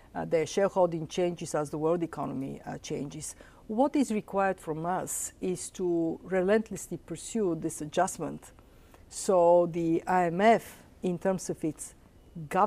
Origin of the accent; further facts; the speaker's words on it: Bulgaria; English is a second language; moved away as an adult; now in United States; I said, Bulgaria.